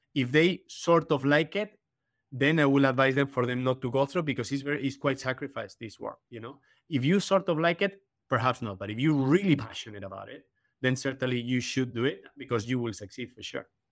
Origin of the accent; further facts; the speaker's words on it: Madrid, Community of Madrid, Spain; moved away as an adult; also born or lived in Canada / Caribbean / Miami Beach; now in United Kingdom; in Madrid, I was in my hometown